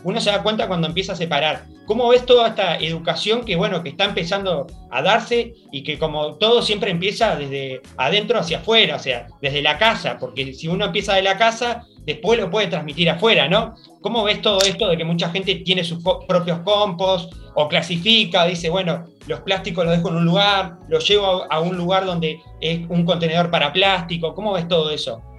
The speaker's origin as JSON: {"language": "Spanish", "region": "Paysandú", "country": "Uruguay", "said": "es de mi tierra, es de Paysandú"}